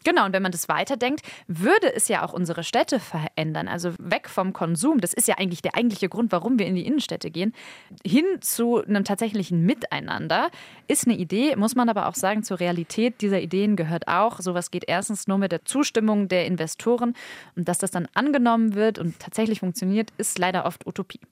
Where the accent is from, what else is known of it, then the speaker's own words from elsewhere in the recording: Essen, North Rhine-Westphalia, Germany; in meiner Heimatstadt Essen